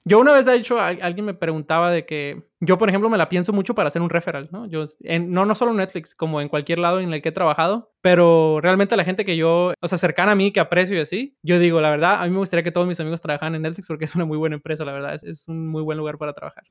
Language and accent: Spanish; Sinaloa, Mexico; yo soy de Sinaloa.